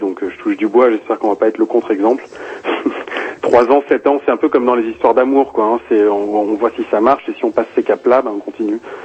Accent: Rennes, Brittany, France; je viens de je viens de je viens de Bretagne en plus hein, donc je viens de je viens de Rennes

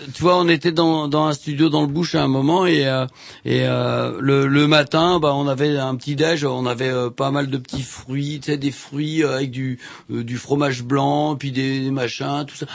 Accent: France; je suis français

